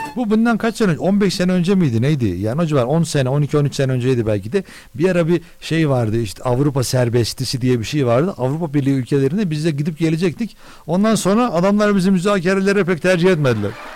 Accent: Turkey; Bizim ülkemizde

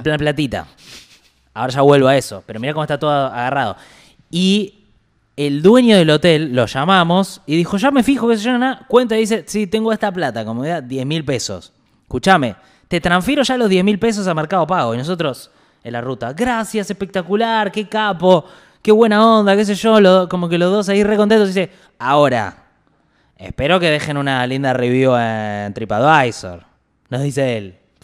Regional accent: Argentina; yo como argentino

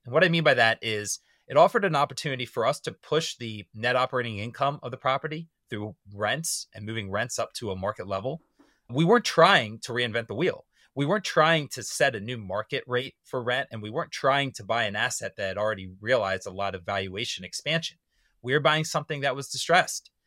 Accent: suburban Maryland, United States; moved away as an adult; I had to live in my hometown in suburban Maryland

